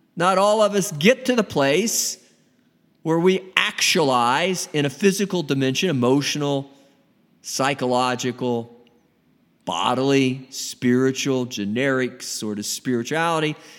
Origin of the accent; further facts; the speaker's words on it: United States; Me being an American, United States of America